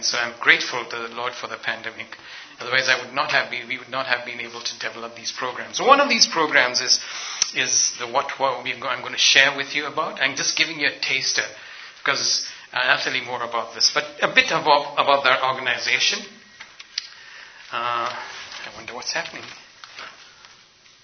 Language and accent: English; Ethiopia; moved away; also born or lived in north India; I am ethnically and culturally an Indian, but I grew up in Africa, in Ethiopia